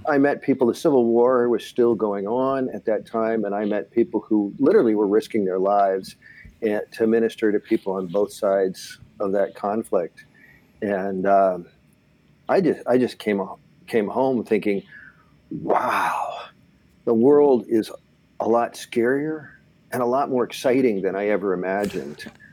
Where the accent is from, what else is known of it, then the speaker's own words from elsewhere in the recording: Southern California, United States; growing up in Southern California